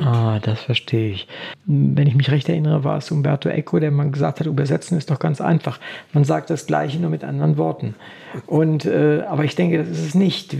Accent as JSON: {"language": "German", "town": "Wolfenbüttel", "region": "Lower Saxony", "country": "Germany", "said": "Ich komme ja aus, aus Niedersachsen, aus Wolfenbüttel"}